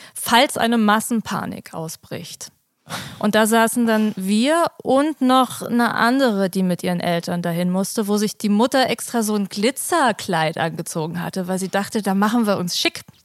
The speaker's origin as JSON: {"language": "German", "region": "Berlin", "country": "Germany", "tie": "born or raised there", "also_born_or_lived": "Kreuzberg", "said": "ich komme ja aus der Straße, wo auch äh, die Disco ist"}